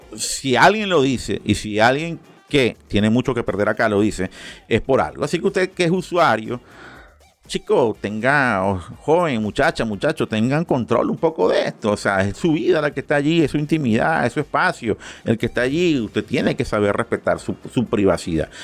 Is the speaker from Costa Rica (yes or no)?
no; Venezuela; Y como yo soy muy venezolano, pero también soy muy colombiano